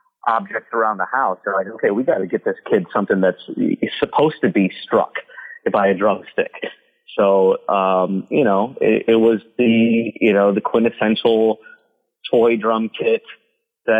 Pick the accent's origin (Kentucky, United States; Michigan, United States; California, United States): Michigan, United States; Carleton; moved away as an adult; now in Los Angeles, United States; I was born and raised in Southeast Michigan. Carlton was the small town